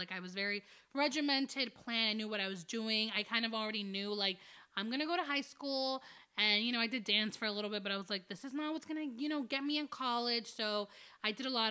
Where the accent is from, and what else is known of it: New Jersey, United States; born or raised there; also born or lived in Dominican Republic / New York